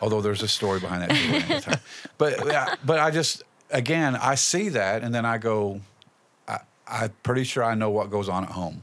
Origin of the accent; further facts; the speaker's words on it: Indianapolis, Indiana, United States; moved away as an adult; also born or lived in Wayne County, West Virginia; now in West Virginia, United States; we're from Indianapolis. We moved down here in ninety-two